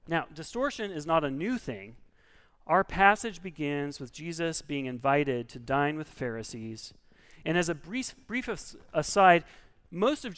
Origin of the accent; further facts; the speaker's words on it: Oregon, United States; I'm from Oregon